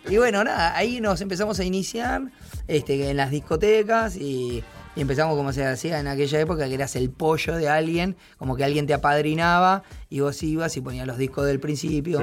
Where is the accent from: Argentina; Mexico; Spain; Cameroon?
Argentina; Ingeniero Maschwitz, Buenos Aires Province; tengo muchos, muchas amistades y fui toda mi vida de ahí